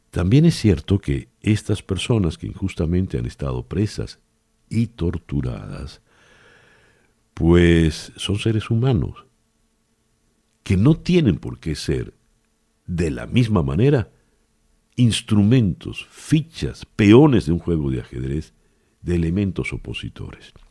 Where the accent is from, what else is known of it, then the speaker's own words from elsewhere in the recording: Venezuela; Somos los venezolanos los que no tenemos gasolina.